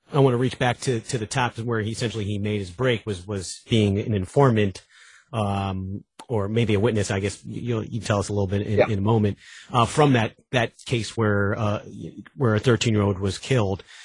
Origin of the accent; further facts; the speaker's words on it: Long Island, New York, United States; moved away; I'm from Long Island